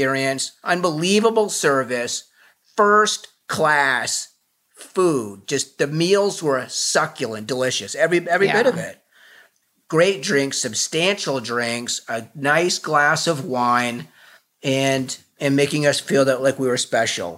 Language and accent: English; Burnham, Maine, United States; we're both from Burnham, Maine